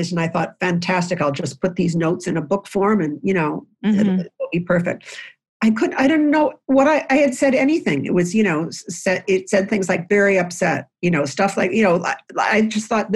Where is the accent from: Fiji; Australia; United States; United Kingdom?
United States; Lewiston, New York; I grew up in a house in Lewiston, New York, which is on the Niagara River connecting to Canada